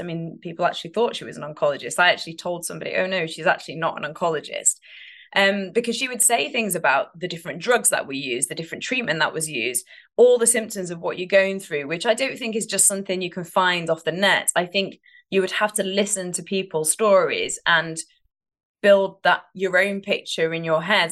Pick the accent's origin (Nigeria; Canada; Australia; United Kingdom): United Kingdom; now in United States; I am British